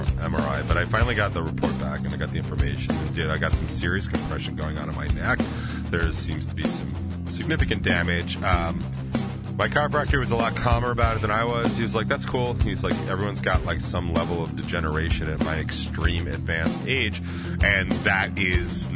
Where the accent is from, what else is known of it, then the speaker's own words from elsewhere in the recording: United States; I'm in America. I'm American as fuck